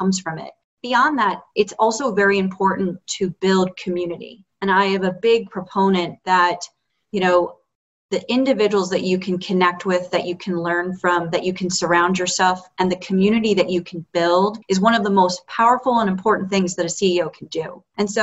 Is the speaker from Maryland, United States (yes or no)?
yes; Baltimore, Maryland, United States; moved away as an adult; now in Rocky Mountain area, United States; I'm from the East Coast, originally born and raised in Baltimore, Maryland